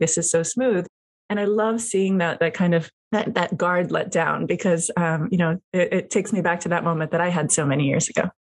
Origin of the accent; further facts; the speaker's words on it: Miami, Florida, United States; moved away as an adult; also born or lived in New York City / California; now in Napa Valley, United States; I am a Cuban American. I grew up in Miami, Florida. I live in Napa Valley.